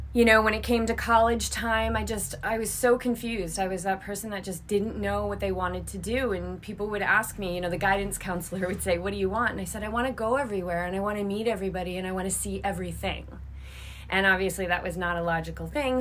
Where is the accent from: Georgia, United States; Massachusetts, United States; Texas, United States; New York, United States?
Massachusetts, United States; Cape Cod; moved away as an adult; also born or lived in Boulder, Colorado / Newport; now in Carlsbad, United States; grew up on Cape Cod, I'm a native New Englander